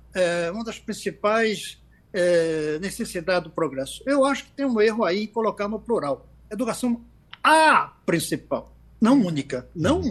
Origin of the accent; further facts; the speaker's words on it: Pernambuco, Brazil; cidades como a nossa Axixá, em nosso Pernambuco